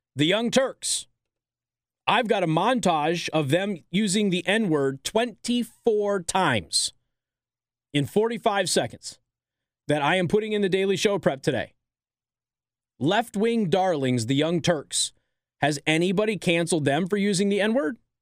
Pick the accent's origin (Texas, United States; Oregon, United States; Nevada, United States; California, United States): California, United States; I was born in California, too